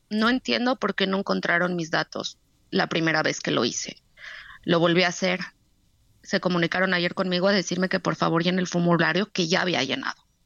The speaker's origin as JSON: {"language": "Spanish", "country": "Mexico", "moved": "yes", "said": "somos mexicanos"}